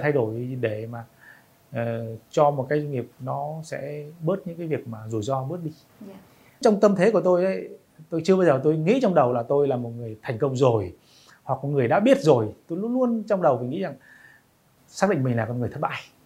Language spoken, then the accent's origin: Vietnamese; Vietnam; tôi là người Việt Nam